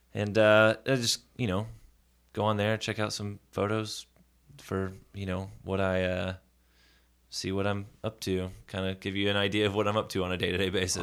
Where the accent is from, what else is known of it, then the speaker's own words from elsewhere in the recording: Nashville, Tennessee, United States; Born and raised in Nashville, Tennessee